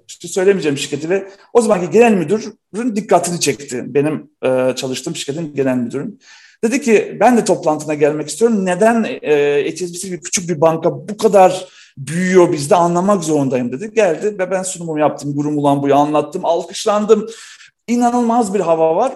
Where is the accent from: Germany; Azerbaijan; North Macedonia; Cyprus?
North Macedonia; now in Turkey; Artık olmayan bir ülkenin evladıyım. Yugoslavya'da doğdum